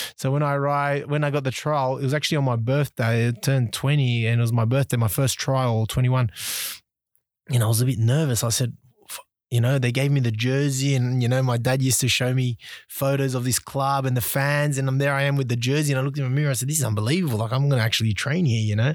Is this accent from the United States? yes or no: no; Sydney, New South Wales, Australia; born or raised there; also born or lived in Uruguay / Brunei; now in Singapore